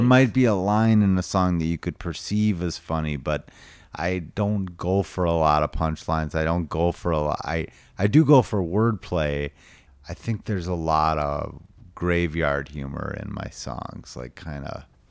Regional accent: St. Louis Park, Minnesota, United States; also born or lived in Chicago, Illinois / Austin, Texas; I grew up in Saint Louis Park

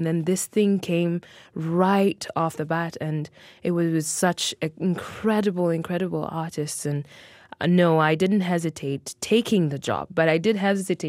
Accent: Mexico City, Mexico; born there; No, I was not. I was born in Mexico City, but in my parents chose that name in particular because in our language, it made some sense as well. We're from the Luo ethnic group

